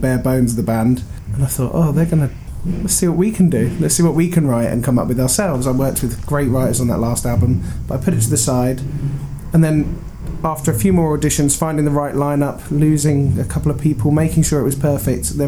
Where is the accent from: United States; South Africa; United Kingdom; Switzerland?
United Kingdom; Reading, South East England; I'm from Reading, which isn't too far from where we are right now in Southampton